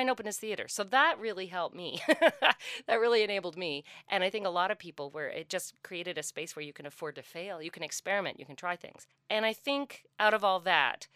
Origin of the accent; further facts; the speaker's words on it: St. John's, Newfoundland and Labrador, Canada; moved away as an adult; now in Peterborough, Canada; I grew up in St. John's, and my parents were very involved in a kind of Newfoundland cultural renaissance